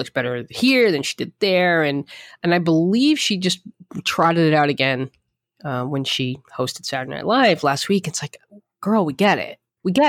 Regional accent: Bronx, New York, United States; I'm a girl from the Bronx and I, I got what every girl from the Bronx dreams of proposed to by a Yankee

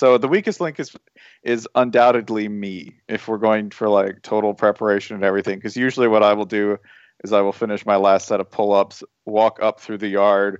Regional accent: Tennessee, United States; I'm from Tennessee.

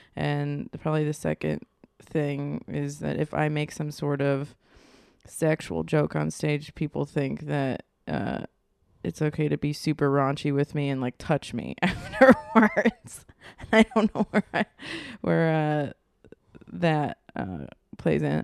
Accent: Virginia, United States; moved away as an adult; also born or lived in Long Beach, California; now in Los Angeles, United States; I'm from Virginia.

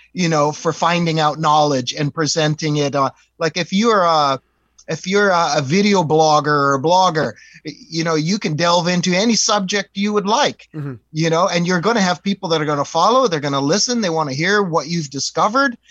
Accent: East Coast, United States; we're from the East Coast

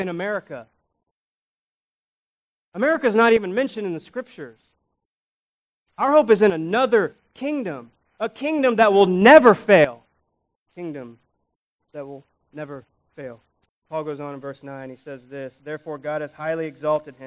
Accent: United States; We're American citizens.

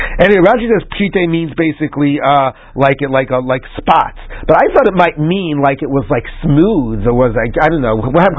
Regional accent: Washington, District of Columbia, United States; was growing up in Washington, D.C., 30 years ago, we had a problem like that with a restaurant.

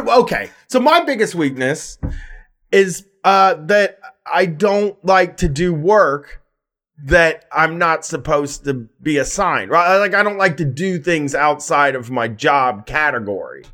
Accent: Columbus, Ohio, United States; I have a weird home th-, hometown thing where, like, I wanna be big in my hometown

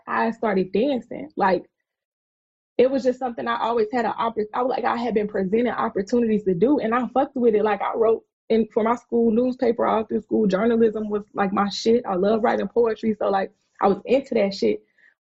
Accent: South Carolina, United States; I'm from South Carolina

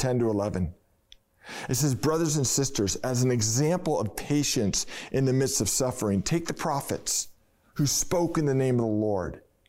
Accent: Marin, California, United States; growing up in Marin, my family, because my dad worked in West Oakland, were season ticket holders to the Oakland Raiders.

